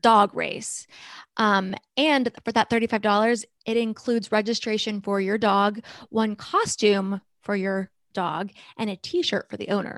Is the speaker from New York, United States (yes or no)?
no; North Carolina, United States; we're from North Carolina. It's still warm here